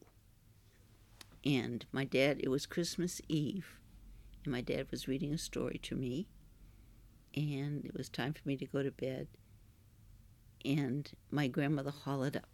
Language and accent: English; Kennebunk, Maine, United States; also born or lived in Lower Village, Kennebunk; we moved from West Kennebunk, the farm that was there. It was Ed I. Littlefield